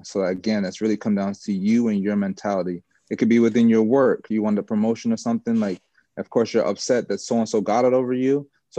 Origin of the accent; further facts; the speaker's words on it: Jamaica; I'm Jamaican, so I love to play for the national team and stuff like that.